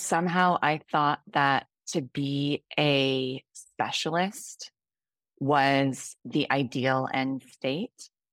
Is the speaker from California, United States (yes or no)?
yes; California, United States; moved away as an adult; also born or lived in United Kingdom; now in Singapore; I grew up in the United States, in California, then worked for a large chunk of my career in the U K, and am now in Singapore